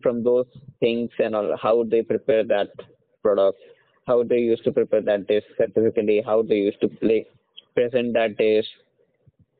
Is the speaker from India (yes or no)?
yes; Bareilly, Uttar Pradesh, India; moved away as an adult; now in Hyderabad, India; I belong to Uttar Pradesh. I belong to the city Bareilly